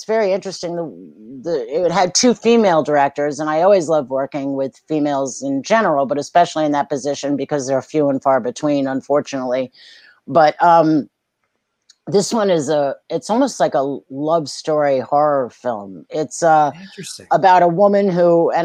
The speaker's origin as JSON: {"language": "English", "town": "New York City", "region": "New York", "country": "United States", "tie": "born or raised there", "said": "I grew up in Manhattan"}